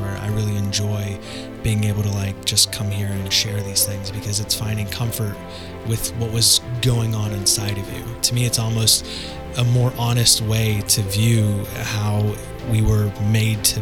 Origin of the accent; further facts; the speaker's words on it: the South, United States; growing up in the South